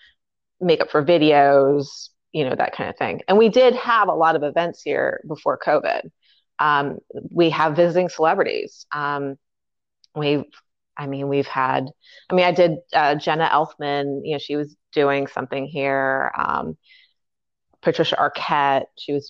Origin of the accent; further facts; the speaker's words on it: Fairfax, Virginia, United States; moved away as an adult; now in Washington, D.C., United States; I'm actually born and raised in Fairfax, and I just actually never ended up leaving